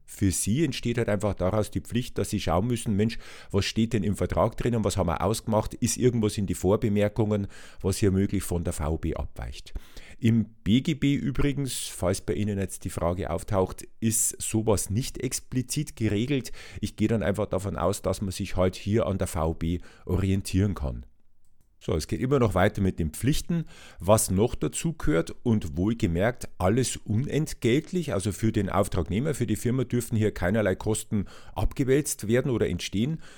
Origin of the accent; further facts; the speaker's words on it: Regensburg, Bavaria, Germany; ich bin ja in Regensburg aufgewachsen